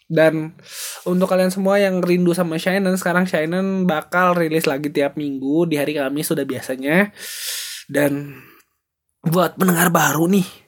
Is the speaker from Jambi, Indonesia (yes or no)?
no; Bandung, West Java, Indonesia; born there; gue adalah orang Batak yang lahir di Medan, eh lahir di Bandung, tapi keluarganya keluarga orang Medan semua.